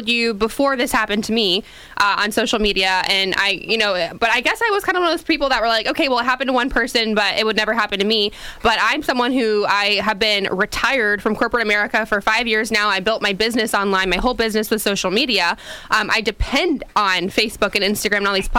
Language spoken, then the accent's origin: English; Sanford, United States; Sanford's actually my hometown, where I'm from